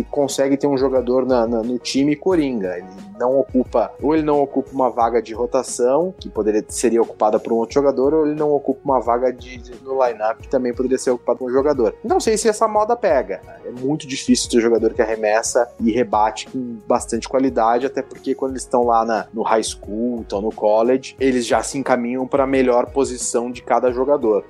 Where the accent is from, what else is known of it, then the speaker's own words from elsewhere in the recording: Brazil; sou do do Brasil